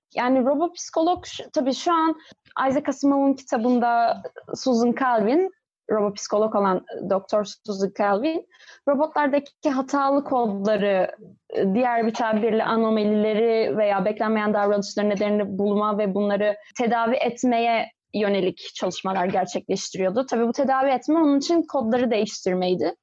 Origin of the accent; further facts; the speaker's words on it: İzmir, Turkey; 1995 e, yılında İzmir'de doğdum.